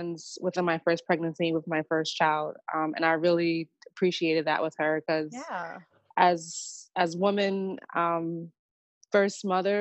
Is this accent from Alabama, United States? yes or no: no; Harrisburg, Pennsylvania, United States; moved away as an adult; also born or lived in Philadelphia; my hometown in Harrisburg.